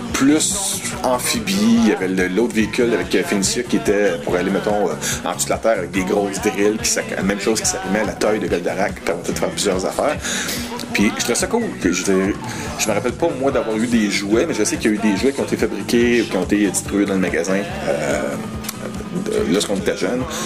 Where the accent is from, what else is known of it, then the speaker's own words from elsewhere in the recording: Quebec, Canada; first language French; je suis québécois-français d'origine à la base, même si je suis parfait bilingue